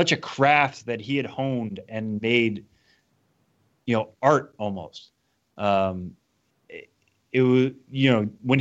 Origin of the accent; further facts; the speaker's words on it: Massachusetts, United States; I grew up in Massachusetts, so I grew up in an AL East area